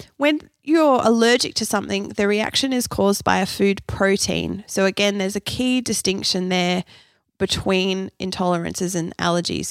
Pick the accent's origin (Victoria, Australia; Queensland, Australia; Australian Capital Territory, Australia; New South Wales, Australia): Australian Capital Territory, Australia; Canberra; also born or lived in Perth, Western Australia; I was born in Perth, i, over in Western Australia. I moved to Canberra when I was six years old.